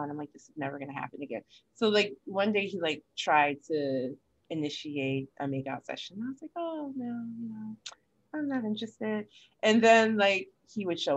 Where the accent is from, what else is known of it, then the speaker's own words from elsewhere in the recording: Connecticut, United States; moved away; my hometown in Connecticut